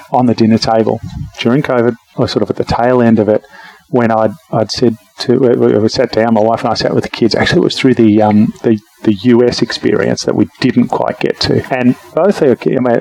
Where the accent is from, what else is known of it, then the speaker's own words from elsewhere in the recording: Australia; moved away as an adult; now in Japan; as an Australian businessman